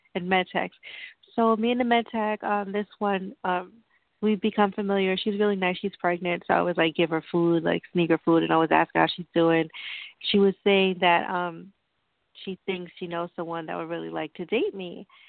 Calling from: New York, United States; I'm calling from New York

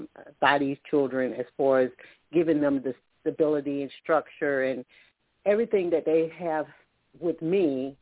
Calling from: Alabama, United States; I'm calling from Alabama.

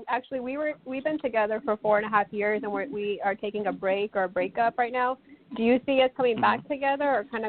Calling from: Texas, United States; I'm calling from Texas.

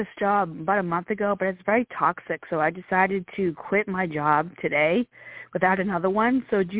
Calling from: Virginia, United States; I'm calling from Virginia.

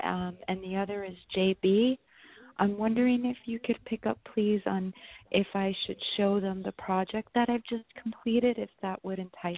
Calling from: New York, United States; I'm in New York.

